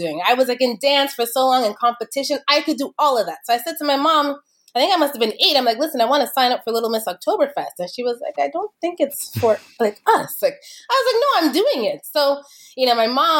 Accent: Kitchener, Ontario, Canada; I grew up in Kitchener-Waterloo back when I was growing up in Kitchener, it wasn't a lot of multiculturalism there

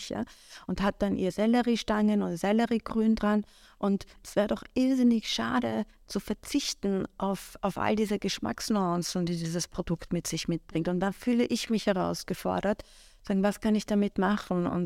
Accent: Iran; also ich kann ja nicht leugnen, wo ich herkomme. Ich bin so, ich bin damit aufgewachsen. Mhm. Aber ähm, ich wollte gar nicht, also mir war auch immer extrem wichtig, jetzt nicht als persische Köchin wahrgenommen zu werden.

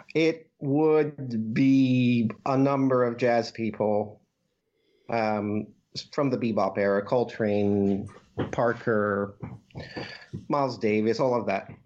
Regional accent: Bourgogne-Franche-Comté, France; growing up in France

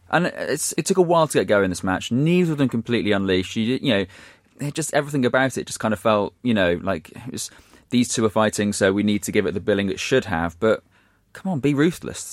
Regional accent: Shrewsbury, West Midlands, United Kingdom; my hometown team, Shrewsbury

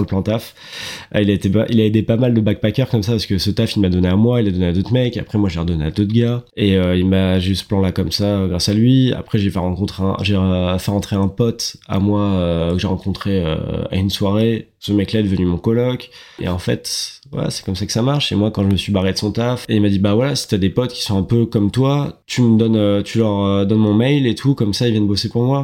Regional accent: France; moved away as an adult; now in Australia; on est que des Frenchies dans cette boîte

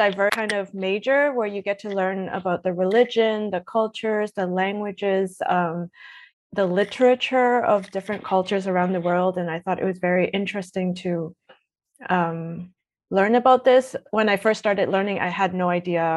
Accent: Edmonton, Alberta, Canada; moved away as an adult; also born or lived in Toronto; now in Berlin, Germany; I'm originally from Toronto, but I grew up in Edmonton

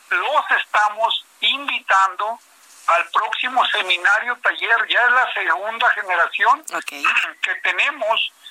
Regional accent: Mexico; also born or lived in San Antonio, Texas; soy empresario mexicano

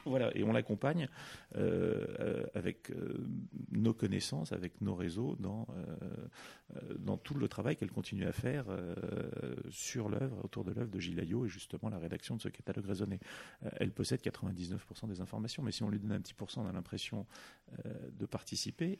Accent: Paris, Île-de-France, France; j'ai grandi euh, d'abord en périphérie de Paris. Euh, et puis j'ai eu la chance, euh, j'ai eu la chance de grandir à partir de l'âge de 10 ans, euh, non loin du musée Zetkin, dans le, centre de Paris

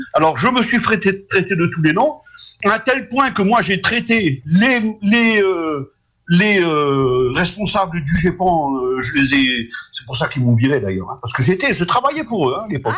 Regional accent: France; chez nous en France

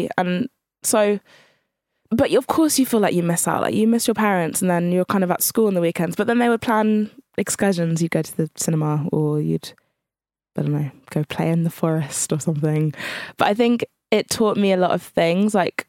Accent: Channel Islands, United Kingdom; because I was from the Channel Islands, which is a very white area.

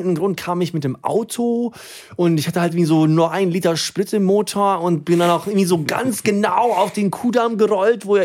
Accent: Sweden; German is a second language; Also erstens, im Dorf, wo ich aufgewachsen bin, gab es auf keinen Fall Döner.

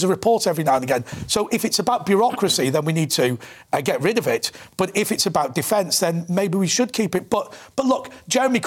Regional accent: Manchester, North West England, United Kingdom; I'm from Manchester

